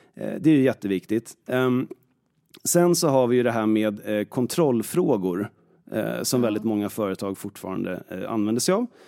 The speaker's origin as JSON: {"language": "Swedish", "town": "Stockholm", "region": "Stockholm County", "country": "Sweden", "tie": "born or raised there", "said": "Jag är född i Stockholm och är väl i princip uppvuxen här nästan hela tiden, eller bott här hela tiden"}